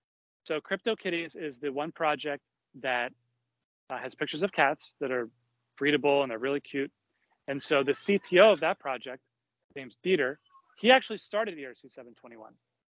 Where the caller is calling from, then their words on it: Philadelphia, Pennsylvania, United States; I'm broadcasting here from Philadelphia.